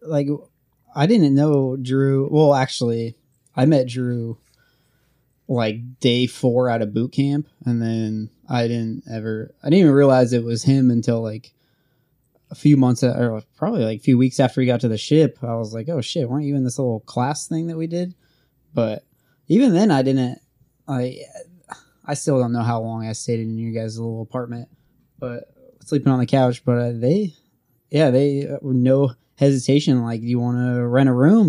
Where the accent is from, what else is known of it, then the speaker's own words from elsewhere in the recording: Oregon, United States; moved away as an adult; I was from Oregon